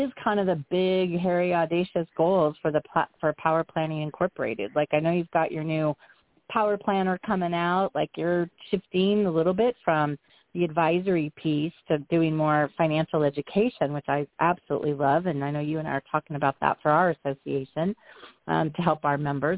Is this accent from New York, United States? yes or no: no; Nebraska, United States; my home state